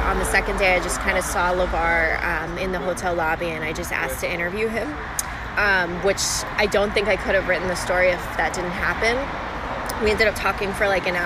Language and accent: English; California, United States; I'm from California